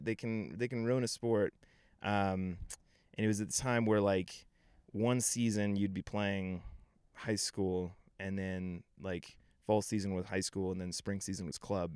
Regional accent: Denver area, Colorado, United States; I grew up here. I grew up in Nevada, which is, like, twenty minutes outside the city

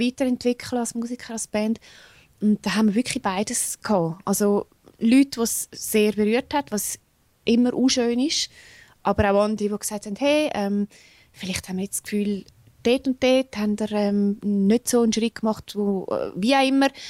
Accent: Switzerland; accent: Swiss German; first language Swiss German; Ich kann Englisch ist auch meine Zweitsprache, aber ich denke in Schweizerdeutsch. Genau. Ich rede in Schweizerdeutsch

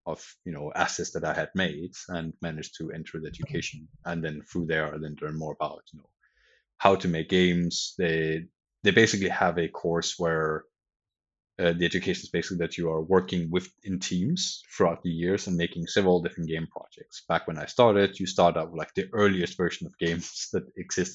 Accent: Denmark; moved away as an adult; also born or lived in Sweden; I'm from Denmark originally

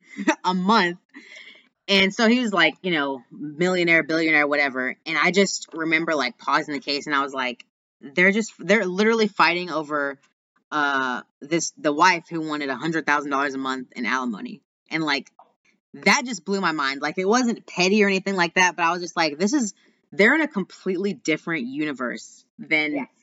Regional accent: Austin, Texas, United States; he actually lives in my hometown. He lives in Austin, Texas, which is where I'm

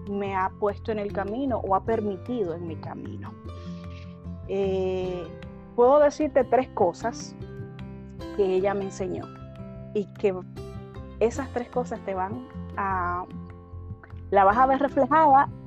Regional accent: Argentina

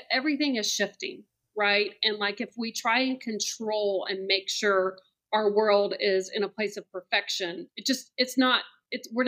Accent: Columbia, South Carolina, United States; moved away as an adult; also born or lived in Charleston, South Carolina; now in Atlanta, United States; Yeah. So I'm originally from Columbia, South Carolina. Okay. Um, grew up there and then went to the College of Charleston.

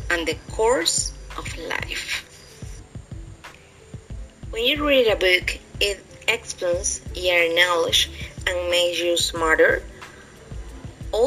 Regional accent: Santiago de Veraguas, Veraguas, Panama; I'm from Santiago, Veraguas province

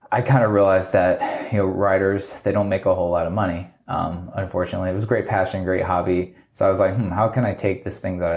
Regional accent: Virginia, United States; also born or lived in Alaska, United States; I grew up in {S1} Virginia. Uh, my dad was military when I was younger, so I was I was born in Alaska which is like my crazy fact.

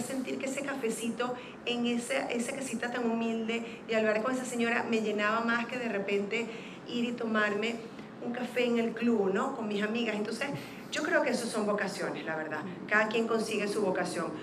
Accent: Zulia, Venezuela; now in Panama; de donde soy yo, que es el estado Zulia

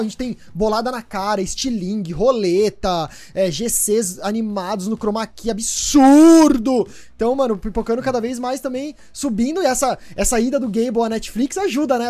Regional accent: São Paulo, Brazil; eu sou de São Paulo, eu tenho 26 anos

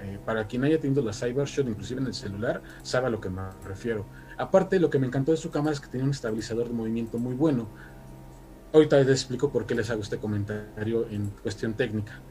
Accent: State of Mexico, Mexico; now in Mexico City, Mexico; yo soy del Estado de México para quien eh, lo sepa, actualmente ya resido aquí en la Ciudad de México

